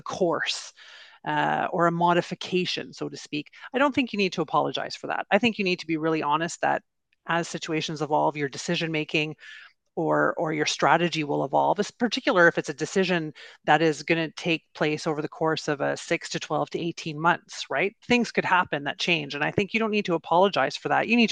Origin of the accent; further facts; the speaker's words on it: Canada; I'm Canadian